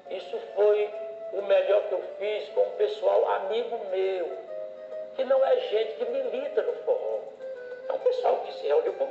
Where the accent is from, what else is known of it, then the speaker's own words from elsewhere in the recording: Northeast Region, Brazil; O legítimo ele tem uma continuidade porque ele é a representação de 60 milhões de pessoas que somos nós do Nordeste.